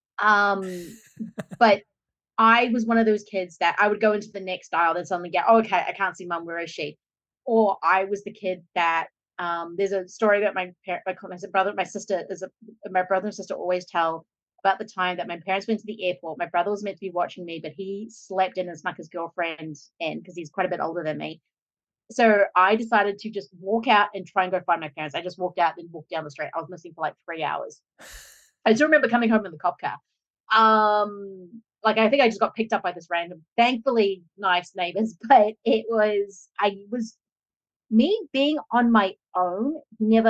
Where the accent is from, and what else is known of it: Australia; moved away as an adult